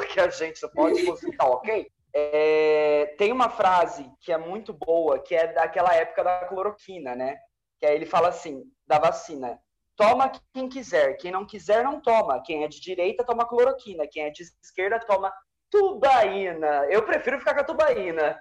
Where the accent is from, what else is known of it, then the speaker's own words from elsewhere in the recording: Brazil; Eu sou brasileiro.